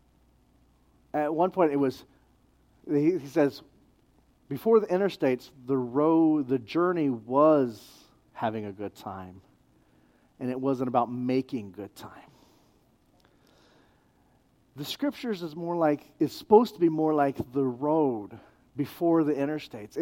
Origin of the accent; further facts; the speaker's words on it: New Mexico, United States; I'm from New Mexico